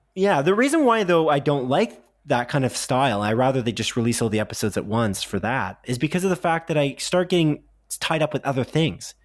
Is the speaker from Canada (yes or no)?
yes; Canada; we're Canadian